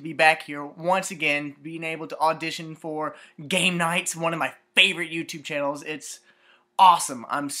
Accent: Springfield, Tennessee, United States; Patron ID is the same thing. I'm 24 years old and I'm from Springfield, Tennessee.

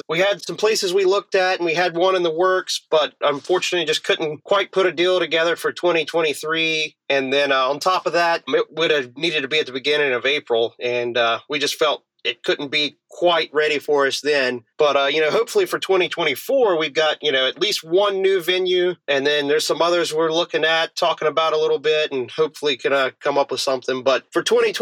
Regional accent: North Carolina, United States; now in Morgantown, United States; I'm originally from North Carolina, so we never got too much snow where I grew up

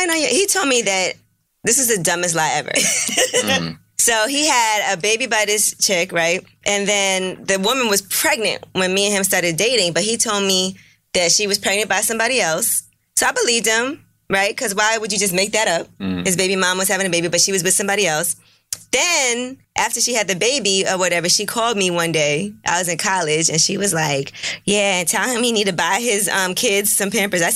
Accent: New York City, New York, United States; me growing up in Brooklyn and Flatbush, I never really left my neighborhood when I was younger

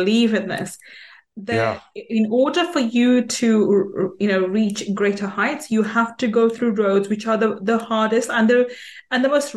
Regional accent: United Kingdom; I was born and brought up in UK

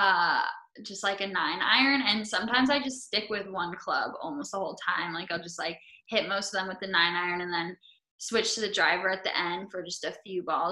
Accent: West Coast, United States; I'm from the West Coast.

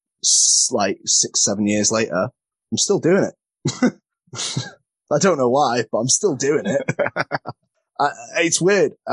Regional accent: Crewe, North West England, United Kingdom; I'm from Crewe, and there isn't a school near me

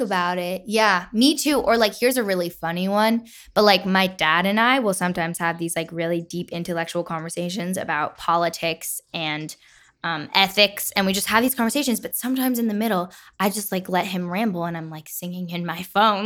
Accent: Nyack, New York, United States; I'm from Nyack, New York.

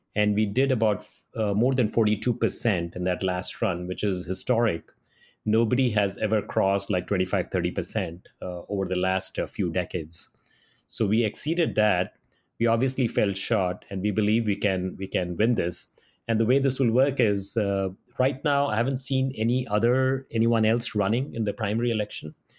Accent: Mumbai, Maharashtra, India; moved away as an adult; now in Silicon Valley, United States; From Bombay, India

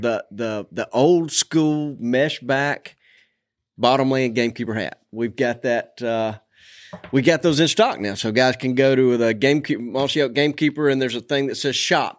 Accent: Montgomery, Alabama, United States; growing up around Montgomery

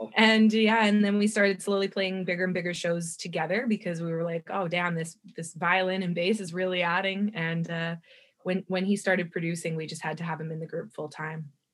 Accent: Kelowna, British Columbia, Canada; now in Vancouver, Canada; I grew up in Kelowna, BC, which is in the Okanagan here.

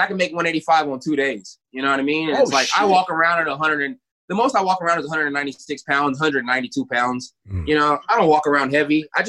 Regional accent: California, United States; growing up in California, you either sell weed or work at the clinic.

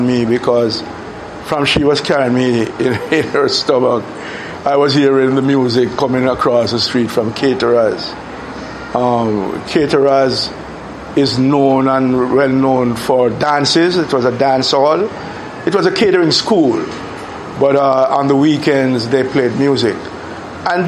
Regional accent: Kingston, Jamaica; So we moved from West Kingston all the way over to East Kingston. And I grew up in Raytown, Rallington Town, Franklin Town, Vineyard Town.

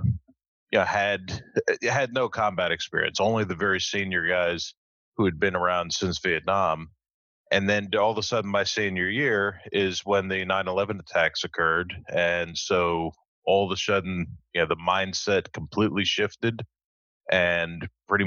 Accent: New Jersey, United States; now in New York, United States; I was raised in New Jersey, in a fairly suburban area near New York City

